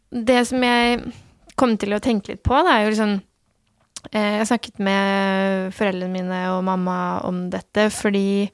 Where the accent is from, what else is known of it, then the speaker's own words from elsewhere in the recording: Norway; also born or lived in Turkey / Iran (ancestry); Jeg ble født i Tyrkia og kom til Norge da noen måneder gammel. Mm. Eh, og har bodd eh, her siden